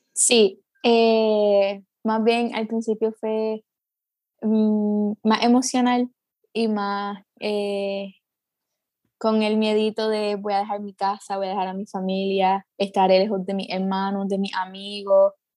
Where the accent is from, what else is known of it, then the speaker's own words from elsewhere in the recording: Guayanilla, Puerto Rico; also born or lived in Ponce; Pues nací en Ponce, eh, pero he vivido casi toda mi vida en Guayanilla. Así que pues me gusta decir que soy de Guayanilla